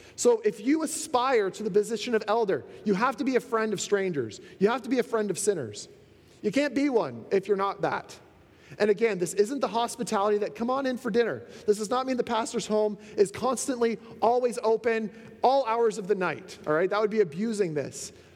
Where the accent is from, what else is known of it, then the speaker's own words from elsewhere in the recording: Canada; being a Canadian is awesome